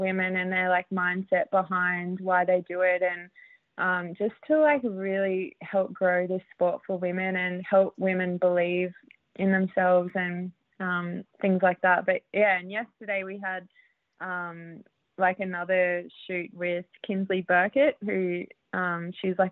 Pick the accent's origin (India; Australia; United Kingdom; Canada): Australia; New South Wales; moved away as an adult; also born or lived in Queensland / Canberra; now in Southern California, United States; I grew up in New South Wales, but yeah, I'm from Queensland